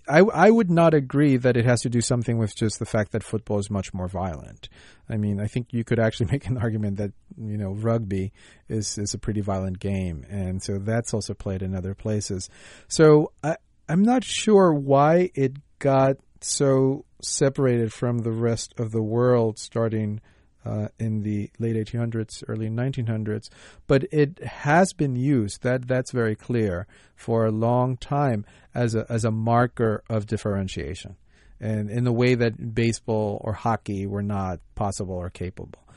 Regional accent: United States

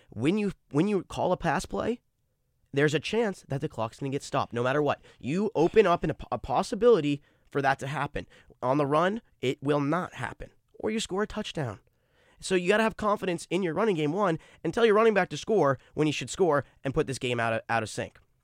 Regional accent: New England, United States; I'm from New England

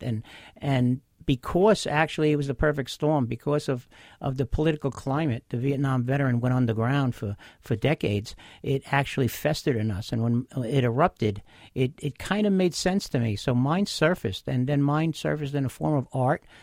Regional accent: Bay Shore, New York, United States; I grew up in Bayshore. I still am a Long Island resident

